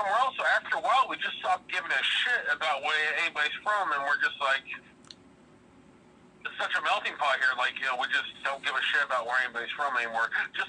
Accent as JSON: {"language": "English", "town": "Las Vegas", "region": "Nevada", "country": "United States", "tie": "born or raised there", "said": "I grew up in Vegas, so everybody's from somewhere else."}